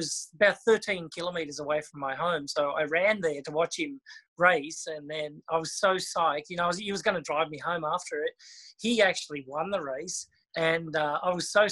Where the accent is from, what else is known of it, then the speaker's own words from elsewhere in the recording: Australia; growing up in Australia is just incredible because you're just surrounded by water